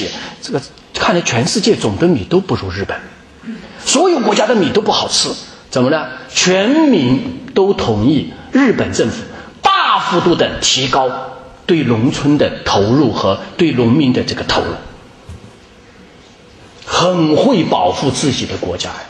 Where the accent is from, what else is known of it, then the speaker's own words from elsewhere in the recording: China; 不是的，是我们中国人的素质啊，同志们！